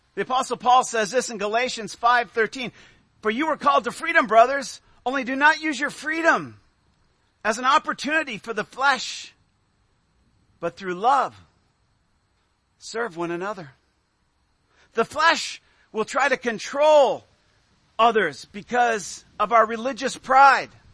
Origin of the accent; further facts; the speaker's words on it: United States; as American Christians.